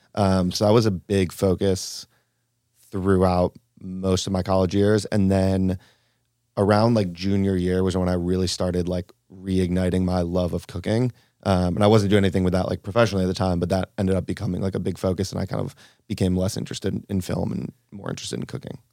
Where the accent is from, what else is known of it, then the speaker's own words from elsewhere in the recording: Cleveland, Ohio, United States; moved away; also born or lived in Argentina / Tulum; I was raised in Cleveland, Ohio, kind of classic Midwestern upbringing